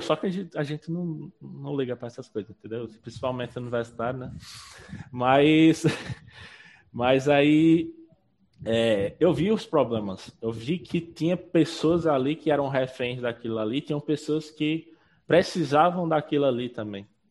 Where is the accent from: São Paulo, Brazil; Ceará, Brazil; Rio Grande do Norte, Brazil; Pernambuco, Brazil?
Rio Grande do Norte, Brazil; Pau dos Ferros; eu sou de Pau dos Ferros, eu, estudei lá